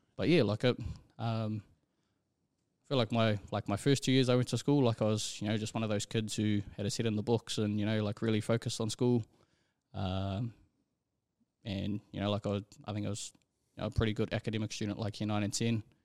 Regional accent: Auckland, New Zealand; born and raised out in, out in Rewa

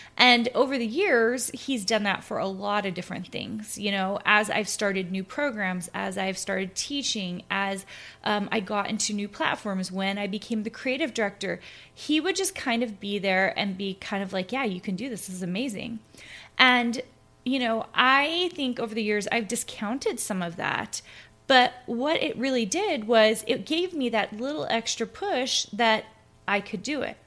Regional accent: Clarksville, Tennessee, United States; also born or lived in Minnesota; now in Utah, United States; I'm originally from Tennessee. I grew up in Tennessee, in a little town called Clarksville

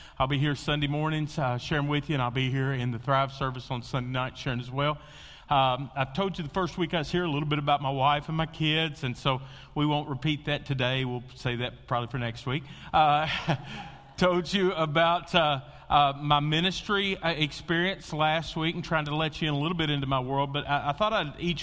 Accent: Western Kentucky, United States; I grew up in Western Kentucky

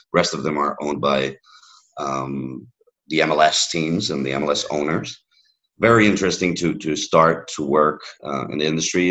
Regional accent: Miami, Florida, United States; first language English; moved away; also born or lived in Catalonia / Madrid / California; I was raised in in Miami

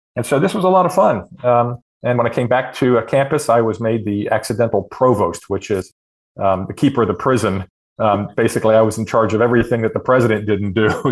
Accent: Harford County, Maryland, United States; now in Indiana, United States; I grew up in Harford County

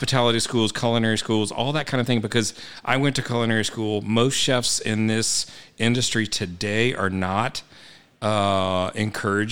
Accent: Texas, United States; moved away as an adult; also born or lived in Vermont / Florida / Colorado / California; now in Atlanta, United States; growing up in Texas, we always hunted and fished

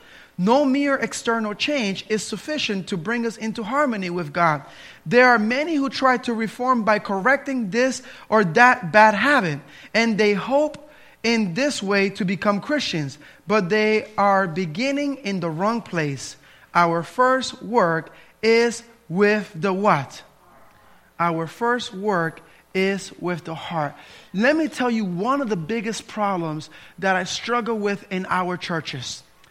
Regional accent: New Jersey, United States; In this church that I grew up in New Jersey, they were all caught up on how you behave or didn't behave.

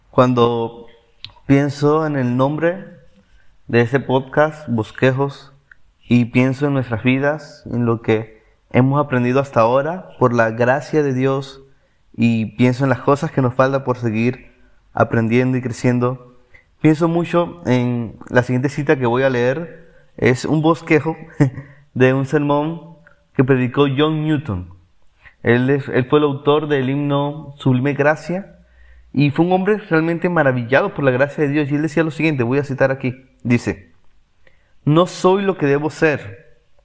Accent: Venezuela; now in Córdoba, Argentina; soy de Venezuela

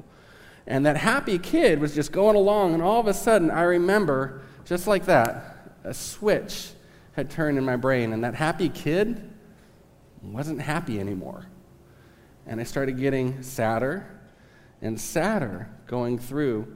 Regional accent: Southern California, United States; now in Kansas, United States; I am from Southern California, so I might say some weird stuff that's Southern California slang.

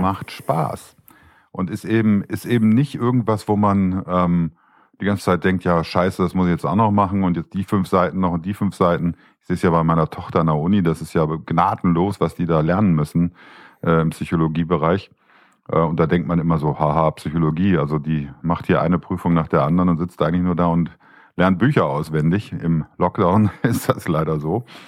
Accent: Düsseldorf, North Rhine-Westphalia, Germany; Ich bin ja geborener Düsseldorfer

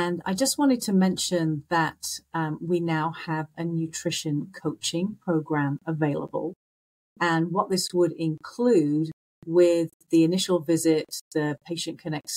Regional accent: England, United Kingdom; moved away; I'm originally from England

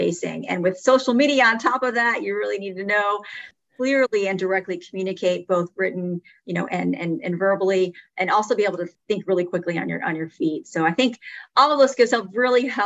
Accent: Phoenix, Arizona, United States; I grew up in Phoenix

